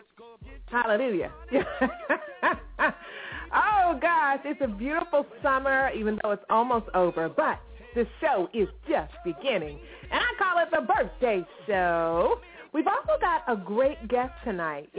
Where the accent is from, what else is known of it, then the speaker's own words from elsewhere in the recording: Herndon, Virginia, United States; I'm from Herndon, Virginia.